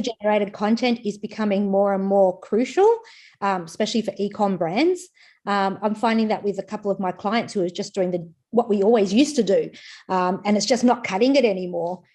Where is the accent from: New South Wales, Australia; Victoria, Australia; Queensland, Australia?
Queensland, Australia; I'm from Queensland